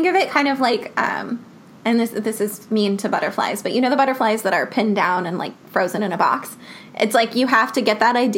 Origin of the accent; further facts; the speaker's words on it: New York, United States; as a New Yorker